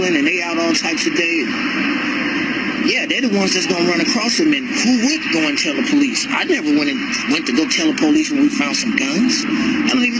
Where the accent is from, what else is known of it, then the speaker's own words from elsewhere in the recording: Chicago, Illinois, United States; now in Las Vegas, United States; From Chicago, born and raised there